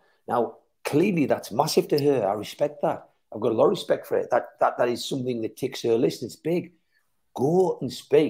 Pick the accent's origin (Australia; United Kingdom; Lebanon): United Kingdom; England; what concerns you in as a British person living in Britain